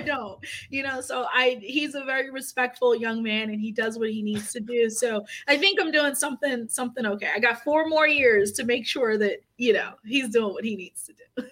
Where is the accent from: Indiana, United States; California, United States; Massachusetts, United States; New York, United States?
New York, United States; New York City; moved away as an adult; also born or lived in Port-au-Prince, Haiti; now in Maryland, United States; I came here uh, when I was two years old